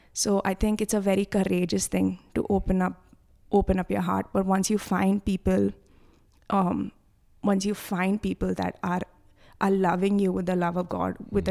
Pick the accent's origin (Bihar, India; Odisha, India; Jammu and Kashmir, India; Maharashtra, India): Maharashtra, India; Mumbai; I'm from Bombay